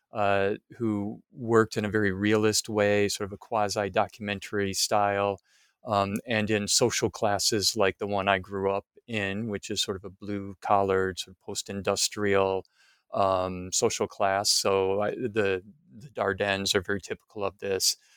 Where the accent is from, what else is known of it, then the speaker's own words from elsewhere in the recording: Midwest, United States; moved away; I'm from the Midwest, uh, United States